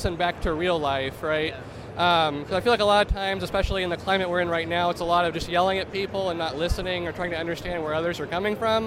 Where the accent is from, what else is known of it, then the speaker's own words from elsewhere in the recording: Southern Illinois, United States; I'm from Southern Illinois, about an hour or two from St. Louis.